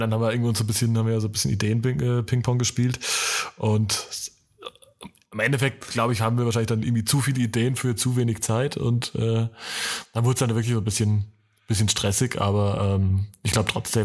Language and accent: German; Franconia, Germany; die bayerische Grenze ist vor meinem Geburtsort äh, oder meiner Heimat nur ein paar Kilometer weit weg